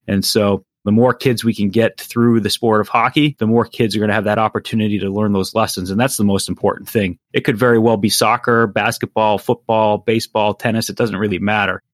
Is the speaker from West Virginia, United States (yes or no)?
no; Massachusetts, United States; growing up in Massachusetts